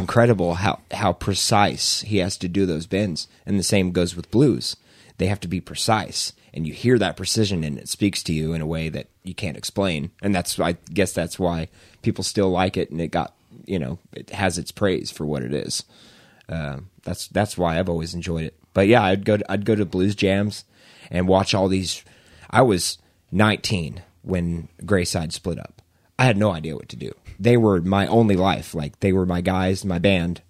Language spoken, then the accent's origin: English; Edmond, Oklahoma, United States; moved away as an adult; also born or lived in Norman, Oklahoma; now in Moore, United States; I'm from Edmond, but right now I live in, uh, live in Moore